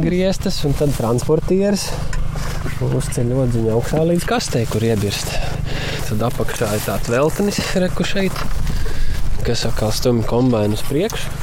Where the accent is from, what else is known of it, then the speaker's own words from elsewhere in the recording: Rucava, South Kurzeme Municipality, Latvia; also born or lived in Liepāja; Mēs tikko esam pārcēlušies no Liepājas uz Rucavu. Nu, te es esmu piedzimis